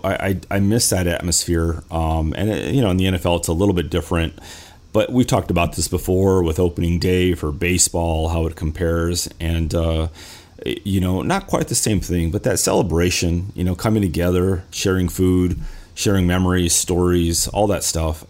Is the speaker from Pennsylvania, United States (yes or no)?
no; Los Angeles, California, United States; I'm from California, from Los Angeles